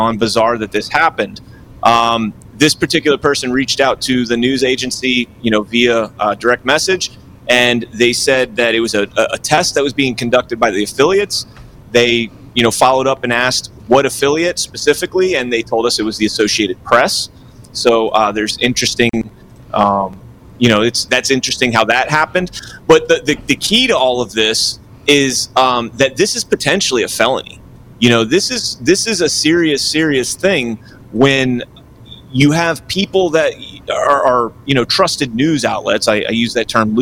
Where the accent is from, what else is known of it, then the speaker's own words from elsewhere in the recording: South Florida, United States; I'm from South Florida